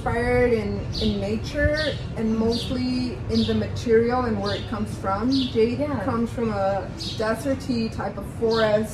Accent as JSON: {"language": "English", "town": "Antigua", "region": "Sacatepéquez", "country": "Guatemala", "said": "I'm originally from Antigua"}